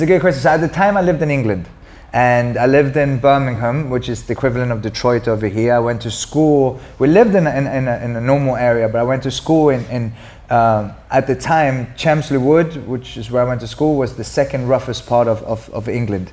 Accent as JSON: {"language": "English", "country": "Sweden", "moved": "yes", "said": "I skied a lot because I'm from Sweden"}